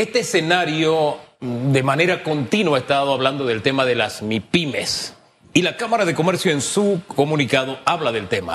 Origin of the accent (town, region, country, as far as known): Panama